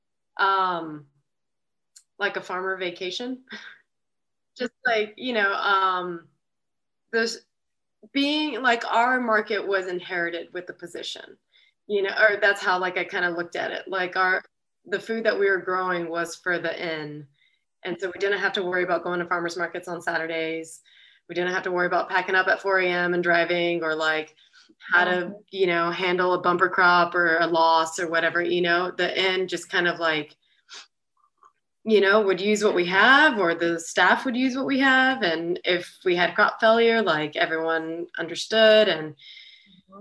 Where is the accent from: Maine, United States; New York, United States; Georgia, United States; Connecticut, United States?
Georgia, United States; Carrollton; now in Atlanta, United States; I grew up in Carrollton, so I went back home to Carrollton for a season